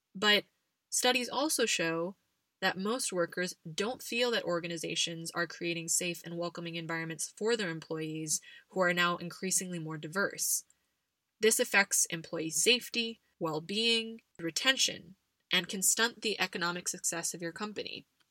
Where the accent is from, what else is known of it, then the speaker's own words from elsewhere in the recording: United States; now in Spain; as an American living abroad